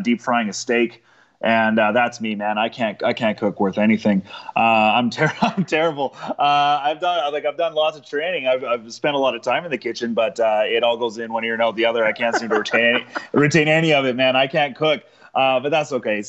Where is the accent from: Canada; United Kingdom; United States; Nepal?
Canada; Saskatoon, Saskatchewan; I grew up in Saskatoon, Saskatchewan